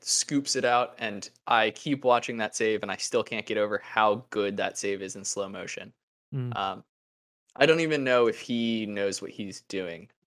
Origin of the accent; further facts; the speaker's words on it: United States; I'm an American Newcastle fan.